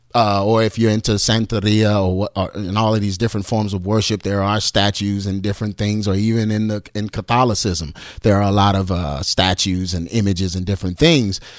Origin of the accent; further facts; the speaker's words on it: Texas, United States; I'm from Texas, so I say fire.